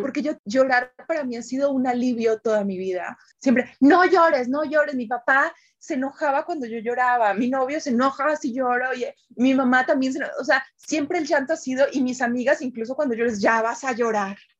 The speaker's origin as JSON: {"language": "Spanish", "country": "Colombia", "moved": "yes"}